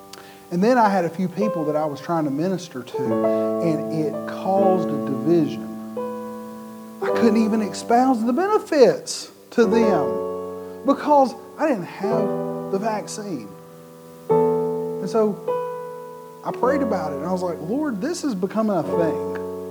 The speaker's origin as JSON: {"language": "English", "country": "United States", "said": "I'm a red-blooded American like everybody else"}